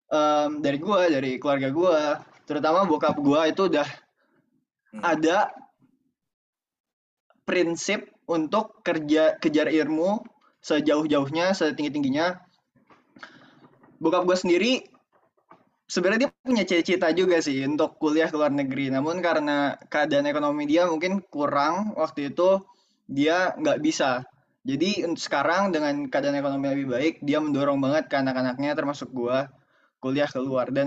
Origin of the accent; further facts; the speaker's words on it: Tangerang, Banten, Indonesia; sebenarnya asal gue tuh dari Tangerang cuman kalau orang kayak denger Tangerang kan kayak wah oh, kota oh Tangsel BSD Gading Serpong kan